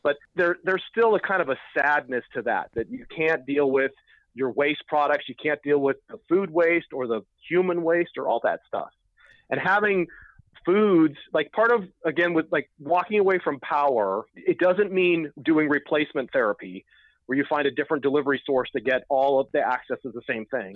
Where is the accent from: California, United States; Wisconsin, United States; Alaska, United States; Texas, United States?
California, United States; Oakland; we're from Oakland, we spent a lot of time at Occupy Oakland